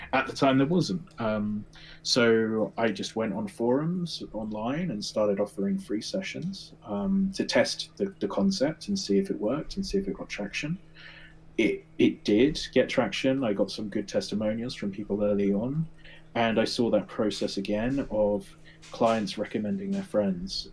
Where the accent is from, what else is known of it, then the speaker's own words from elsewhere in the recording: England, United Kingdom; moved away as an adult; now in United States; you can tell my voice. I'm from England. I'm living in America